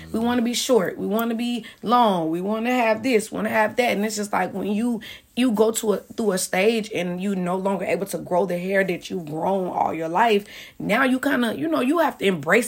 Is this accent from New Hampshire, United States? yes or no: no; Chicago, Illinois, United States; moved away as an adult; also born or lived in Champaign, Illinois; now in Atlanta, United States; I'm from Chicago.